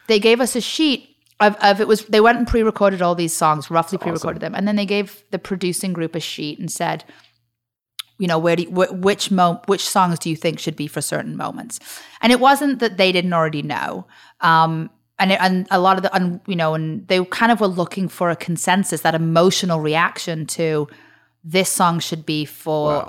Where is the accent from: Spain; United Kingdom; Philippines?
United Kingdom; Liverpool, North West England; moved away as an adult; now in United States; grew up in Liverpool